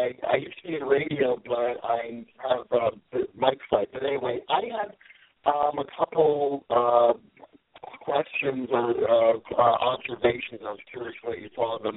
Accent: New Jersey, United States

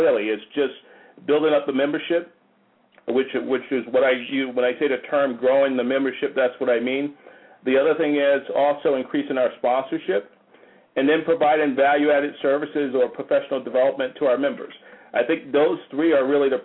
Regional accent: Paterson, New Jersey, United States; moved away as an adult; now in Atlanta, United States; I grew up in Paterson, New Jersey

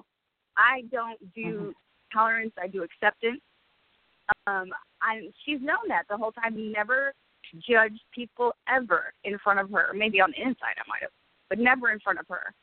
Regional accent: Ann Arbor, Michigan, United States; I am from Ann Arbor

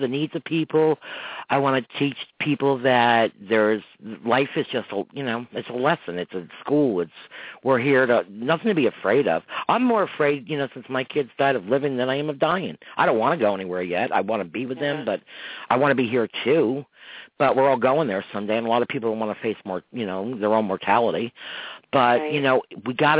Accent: Croton, United States; now in Riverpoint, United States; I'm from Croton, living in Riverpoint.

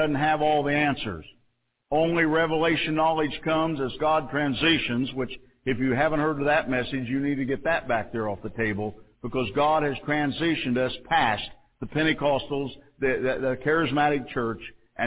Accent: Mount Carmel, Illinois, United States; I come from Mount Carmel

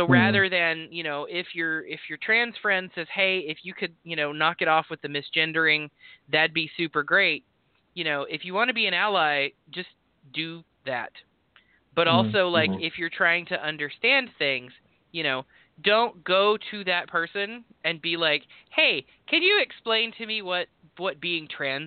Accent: Texas, United States; accent: drawl, twang; moved away; I am a white guy from Texas, but also, like, there's a reason that I'm from Texas and not currently in Texas

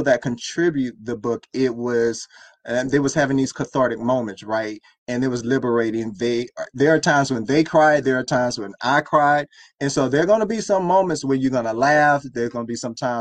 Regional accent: Miami, Florida, United States; I was raised in Miami.

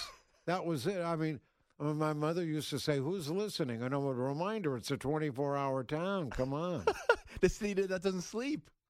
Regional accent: San Francisco, California, United States; born there; I, I uh, uh, started out in California because I'm I was born in San Francisco

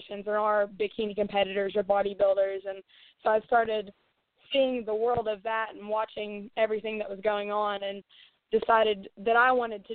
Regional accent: Knoxville, Tennessee, United States; I live in Knoxville, Tennessee, which is a pretty sizable area. It's one of the bigger cities here, and I've been here all of my life

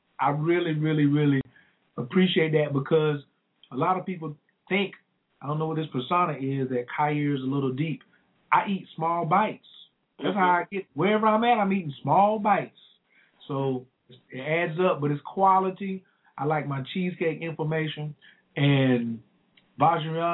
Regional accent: the South, United States; accent: southern; my southern accent

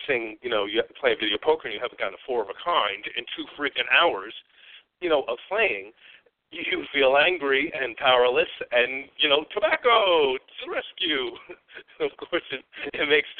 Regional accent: New York, United States; moved away; also born or lived in Arizona; I'm originally from New York

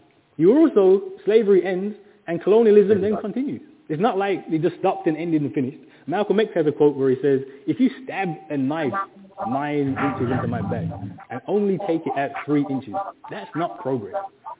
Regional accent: Birmingham, West Midlands, United Kingdom; I'm from Birmingham.

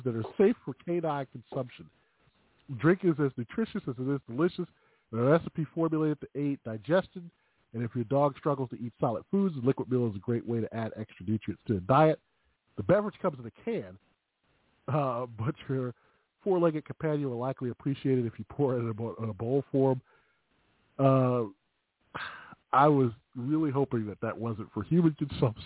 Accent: Chicago, Illinois, United States; accent: Chicago; My Chicago accent.

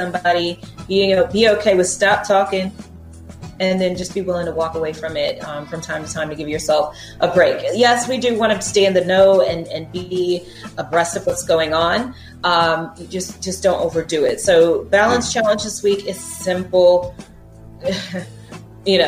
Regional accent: West Coast, United States; moved away; I'm from the West Coast

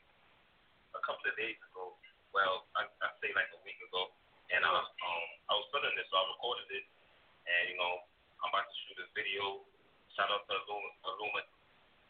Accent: New York City, New York, United States; also born or lived in Brooklyn; I'm basically from the Bronx, but Brooklyn showed me a lot of love

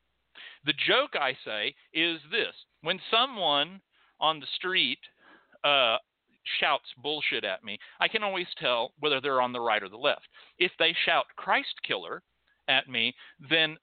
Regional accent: United States; I'm an American.

